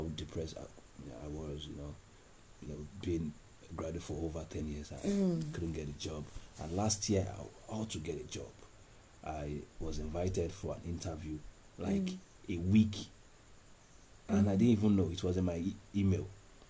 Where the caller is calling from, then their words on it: Ibadan, Oyo, Nigeria; I'm calling from Bodija.